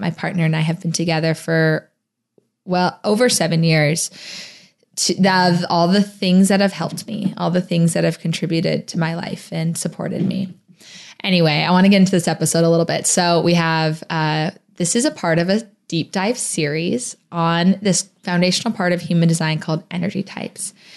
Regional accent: Phoenix, Arizona, United States; moved away as an adult; also born or lived in New Orleans, Louisiana; my hometown of Phoenix, Arizona, but I used to live in New Orleans

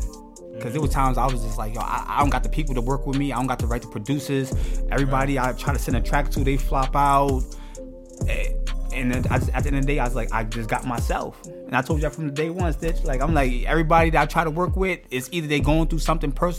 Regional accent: New York City, New York, United States; I'm doing it for my town. I'm doing it from Richmond Hill

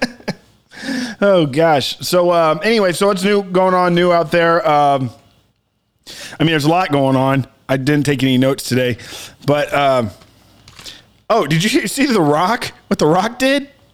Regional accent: South Texas, United States; me growing up in South Texas

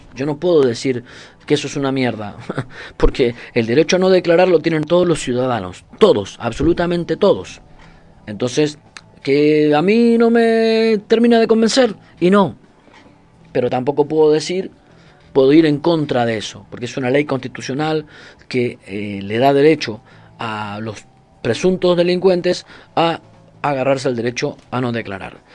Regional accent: Argentina; moved away; also born or lived in Brazil; yo soy argentino, viví en Brasil

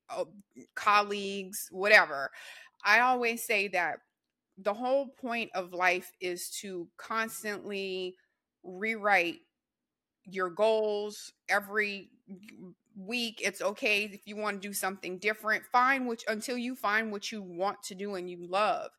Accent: Louisiana, United States; I'm from Louisiana, and I'm a Saints fan, so we're Whodats

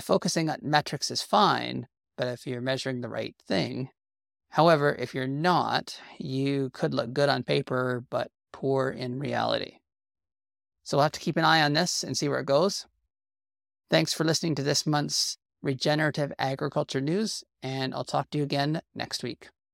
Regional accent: Canada

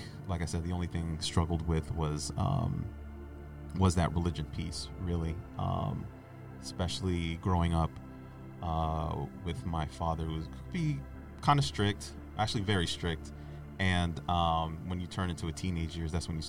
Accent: Boston, Massachusetts, United States; I'm from Boston as well, specifically Mattapan. Grew up in a Haitian household. I was born here

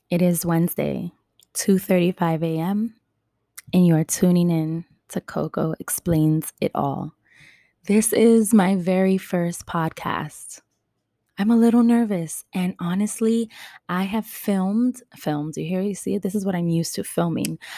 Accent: New York City, New York, United States; I am born and raised in New York City, Upper West Side, Manhattan.

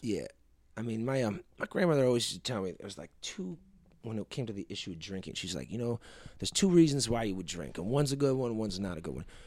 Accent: East Coast, United States; Growing up in the East Coast, you know, I was riding the subway most of my life.

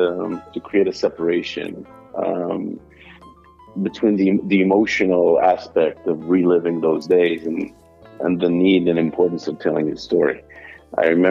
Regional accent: Israel; first language Hebrew; English is a second language; moved away as an adult; now in New York, United States; English is not my native language. I grew up and lived most of my life in Israel. Hebrew is my language. I now live in New York

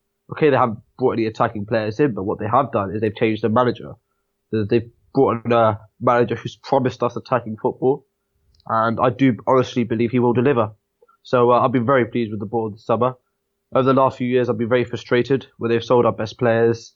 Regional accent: Southampton, South East England, United Kingdom; I was born in Southampton, lived in Southampton my whole life.

